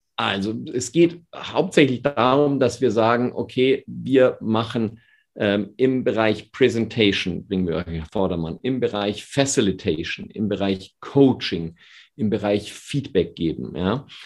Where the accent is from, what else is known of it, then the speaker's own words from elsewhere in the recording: Bavaria, Germany; als Bayer